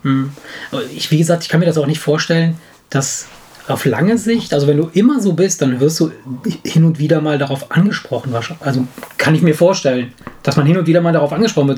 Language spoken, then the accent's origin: German; Italy; moved away; ich komme aus Italien